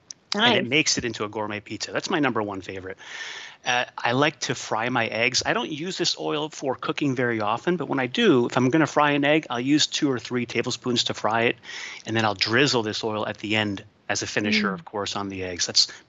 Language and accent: English; Catalonia, Spain; now in United States; I was born and raised in Spain, so I'm a little bit different.